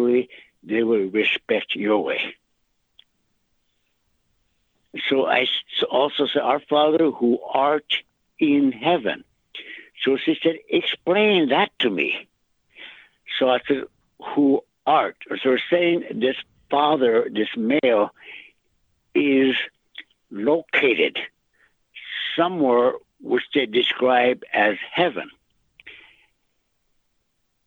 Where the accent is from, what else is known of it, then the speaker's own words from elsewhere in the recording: United States; accent: Lakota; first language Lakota; English is a second language; I went to school with my first language, Lakota.